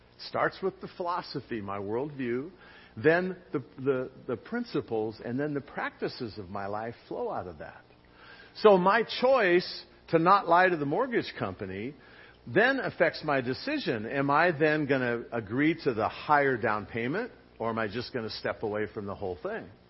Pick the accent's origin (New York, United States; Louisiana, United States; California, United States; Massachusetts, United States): California, United States; Long Beach; I grew up in Long Beach, near the intersection of Lakewood and Stearns